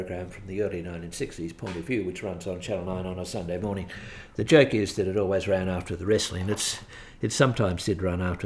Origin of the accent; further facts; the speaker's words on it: Melbourne, Victoria, Australia; growing up in Melbourne, I mean, I was born in 1945. Growing up in Melbourne, Archbishop Daniel Mannix was a cult figure